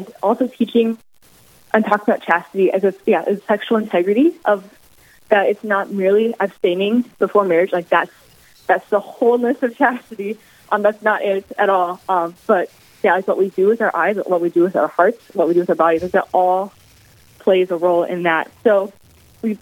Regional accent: Jamestown, North Dakota, United States; moved away as an adult; also born or lived in Atchison, Kansas; I grew up in Jamestown, North Dakota, for all through high school

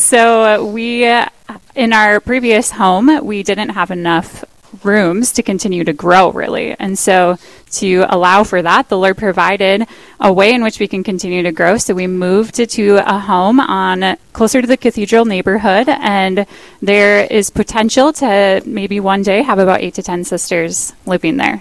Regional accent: Park Rapids, Minnesota, United States; also born or lived in Moorhead, Minnesota; now in Duluth, United States; I'm from Park Rapids, Minnesota

